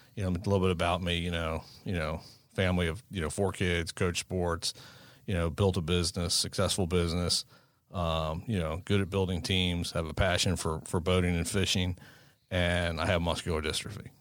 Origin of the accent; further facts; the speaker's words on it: Maryland, United States; we're from Maryland.